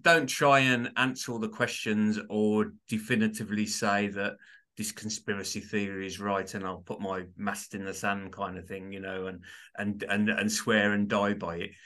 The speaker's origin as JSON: {"language": "English", "town": "Birmingham", "region": "West Midlands", "country": "United Kingdom", "said": "I'm from Birmingham, U K, so you could probably tell it's a div, it's a, it's a bit of a strange accent, but that's where it derives from, Birmingham, U K"}